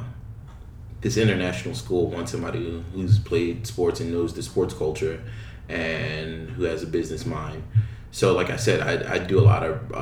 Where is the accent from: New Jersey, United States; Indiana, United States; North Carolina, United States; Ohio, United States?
New Jersey, United States; moved away as an adult; now in Shanghai, China; I grew up in New Jersey